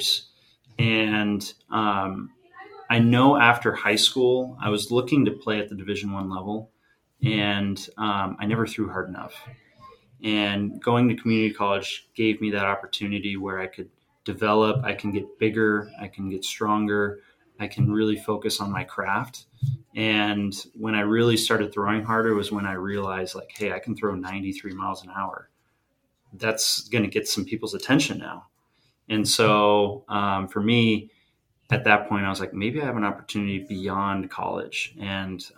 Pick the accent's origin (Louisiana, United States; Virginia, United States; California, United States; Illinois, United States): California, United States; San Diego; growing up in San Diego